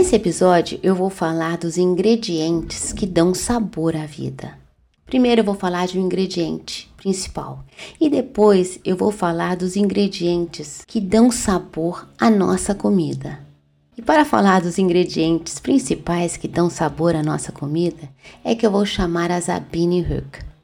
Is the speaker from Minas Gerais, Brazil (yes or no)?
yes; Minas Gerais, Brazil; eu sou mineira e eu sei falar de pão de queijo